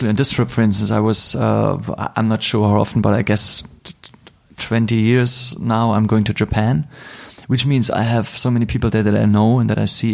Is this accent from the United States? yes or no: no; Berlin, Germany; I'm hardly in my hometown in Berlin for a long time